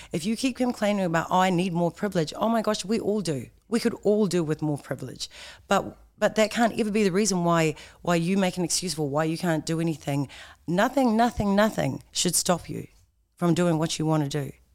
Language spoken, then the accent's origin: English; Tauranga, Bay of Plenty, New Zealand; I was actually born in Tauranga